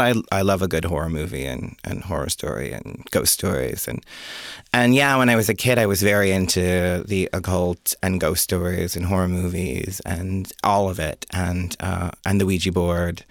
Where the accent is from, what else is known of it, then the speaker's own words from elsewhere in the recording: Jamestown, New York, United States; moved away; also born or lived in Rochester, New York; I was born in Jamestown, New York